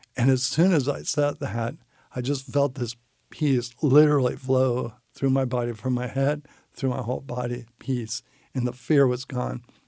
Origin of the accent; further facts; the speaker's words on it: San Francisco, California, United States; I grew up in San Francisco in a, uh, non-Christian family.